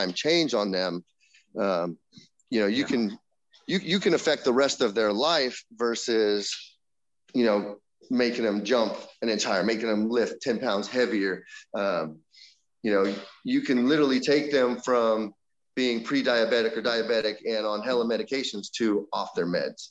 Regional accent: Northern California, United States; I'm from NorCal

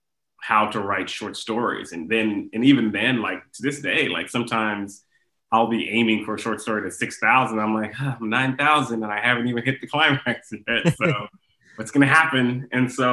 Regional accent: Houston, Texas, United States; I grew up in Houston

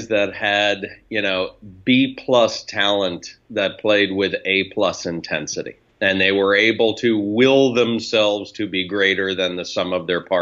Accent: New York City, New York, United States; I was reared on those 90s teams of the Knicks in New York City

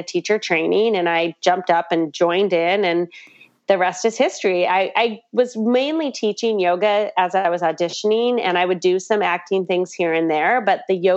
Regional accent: Pocatello, Idaho, United States; moved away as an adult; also born or lived in Southern California; now in New York City, United States; I am originally from Pocatello, Idaho. I moved to New York in the early 90s to finish my degree in acting.

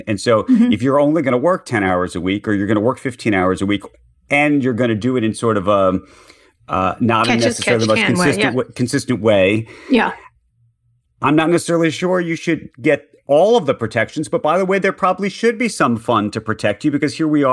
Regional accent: New York City, New York, United States; a New Yorker

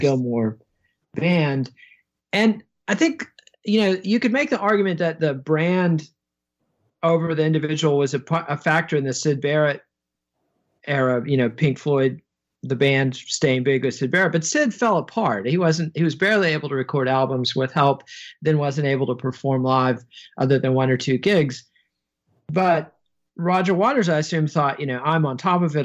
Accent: United States; I as an American

